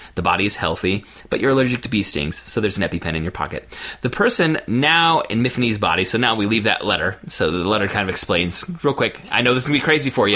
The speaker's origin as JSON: {"language": "English", "country": "United States", "said": "as an American reader"}